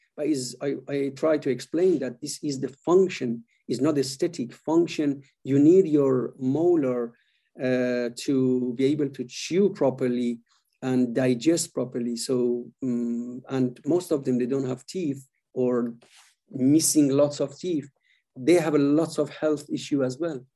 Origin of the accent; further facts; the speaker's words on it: Iran; moved away as an adult; also born or lived in Sweden; was born in Iran and uh, I moved when I was quite young to Sweden to study